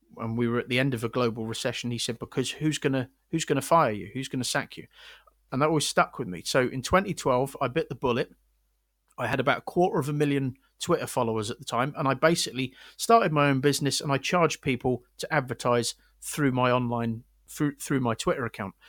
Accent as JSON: {"language": "English", "town": "Windsor", "region": "South East England", "country": "United Kingdom", "moved": "yes", "said": "I'm from Windsor originally, where there's two barracks."}